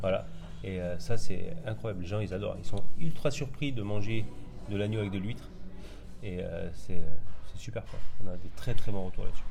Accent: Albi, Occitania, France; also born or lived in Normandy; now in Bordeaux, France; moi je suis originaire d'Albi dans le Tarn

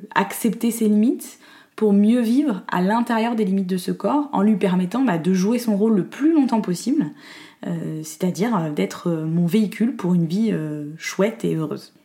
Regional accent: Corsica, France; je suis née et j'ai grandi en Corse

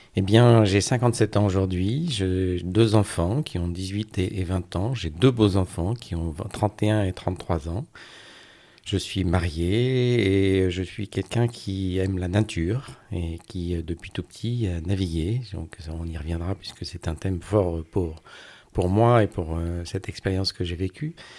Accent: Brest, Brittany, France; also born or lived in Côtes-d'Armor; now in Gulf of Morbihan, France; Alors je suis breton, je suis euh, breton de plein d'endroits, de, Brest où j'ai passé mon enfance

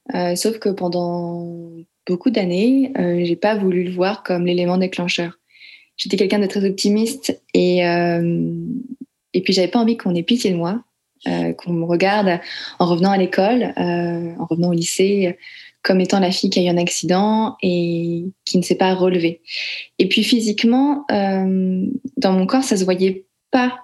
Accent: France; je suis née en France et j'ai grandi en France par une mère française et euh, un père laotien

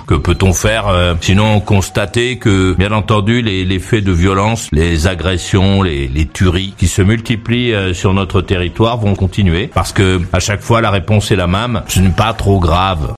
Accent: France; Chez nous, en France

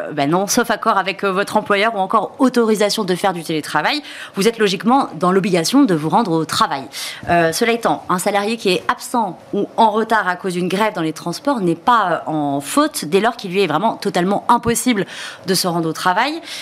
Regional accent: Bordeaux, Nouvelle-Aquitaine, France; suis bordelaise

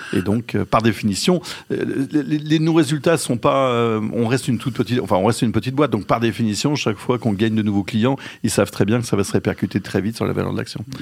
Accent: Lyon, Auvergne-Rhône-Alpes, France; moved away as an adult; also born or lived in Paris; Je suis un Lyonnais, effectivement, on l'a dit tout à l'heure, d'origine. J'en ai profité pour rentrer à Lyon.

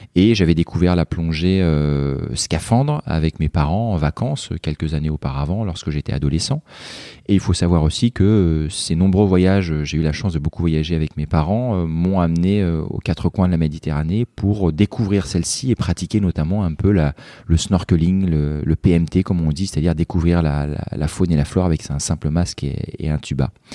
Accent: Joué-lès-Tours, Centre-Val de Loire, France; moved away as an adult; now in Marseille, France; je suis un Tourangeau exilé dans la cité phocéenne

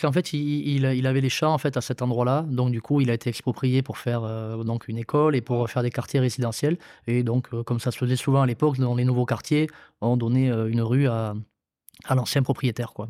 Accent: Mont-de-Marsan, Nouvelle-Aquitaine, France; J'ai eh, grandi à, à Mont-Marsan, du coup, dans le quartier du, du Bélier voilà, quartier très très sympa, euh, dans Mont-de-Marsan

